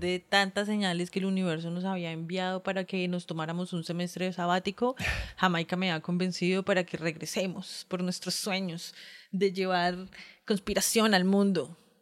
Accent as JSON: {"language": "Spanish", "region": "Bogotá", "country": "Colombia", "said": "como rola representante del gremio rolístico"}